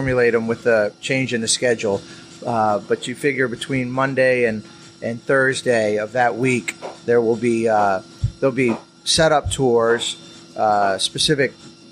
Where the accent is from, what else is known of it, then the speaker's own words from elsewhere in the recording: Annapolis, Maryland, United States; I grew up here in Annapolis